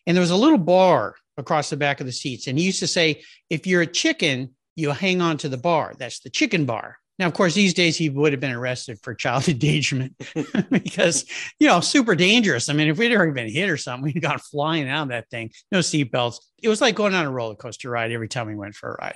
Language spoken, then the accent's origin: English; La Jolla, California, United States; I grew up in La Jolla, California, which is in Southern California, just north of San Diego.